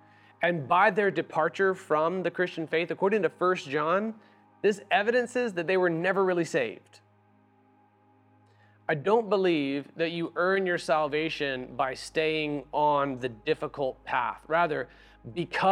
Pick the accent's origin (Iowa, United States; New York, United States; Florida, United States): Florida, United States; also born or lived in Nashville, Tennessee; now in Seattle, United States; when I grew up in Florida